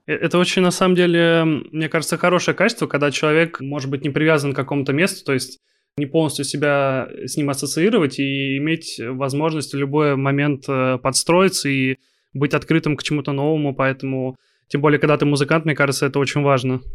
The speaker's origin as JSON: {"language": "Russian", "town": "Kaliningrad", "region": "Kaliningrad Oblast", "country": "Russia", "said": "я из Калининграда. Я на ваших концертах был у нас"}